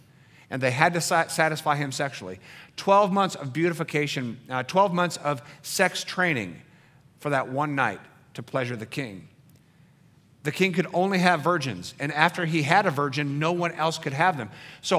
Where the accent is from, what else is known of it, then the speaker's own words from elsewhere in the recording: Rancho, California, United States; I certainly remember growing up in Rancho, California. In this valley, it was a hick, hillbilly, dairy town.